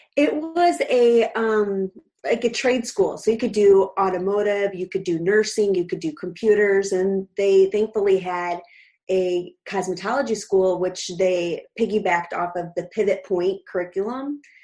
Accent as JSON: {"language": "English", "town": "Clifton", "region": "Illinois", "country": "United States", "tie": "born or raised there", "lives_now": "Naperville, United States", "said": "I grew up in a really tiny town called Clifton, 1,400 people, and now I am living in Naperville, Illinois"}